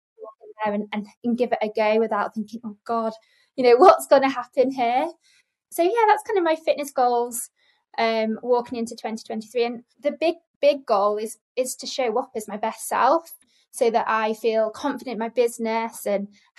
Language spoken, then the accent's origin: English; Lake District, North West England, United Kingdom; I'm from the Lake District, and I used to live on Lake Windermere as a child. So I'm a water baby, beautiful place to be brought up